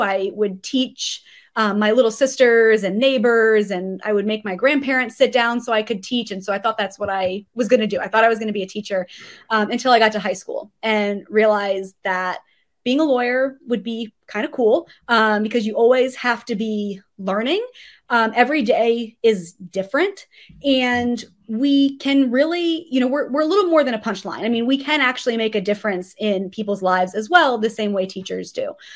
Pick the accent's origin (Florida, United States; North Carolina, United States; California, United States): Florida, United States; South; I am actually originally from South Florida